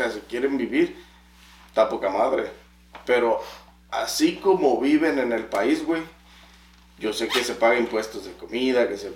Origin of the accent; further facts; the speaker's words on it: Mexico; O sea, no mames, soy mexicano, güey. Si me ves que soy mexicano, cóbrame lo normal.